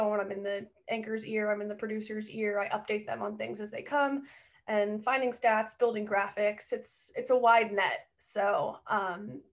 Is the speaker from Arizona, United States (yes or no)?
no; New Jersey, United States; moved away as an adult; also born or lived in South Carolina; I am from Jersey, grew up a Mets and a Jets fan.